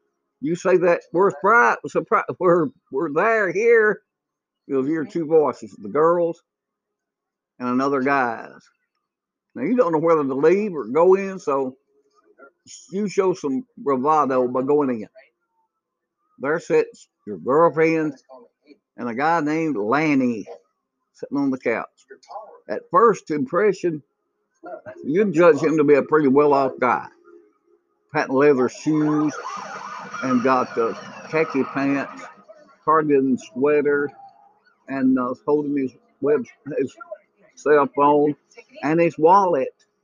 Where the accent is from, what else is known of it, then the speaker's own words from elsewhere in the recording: United States; I'm an American.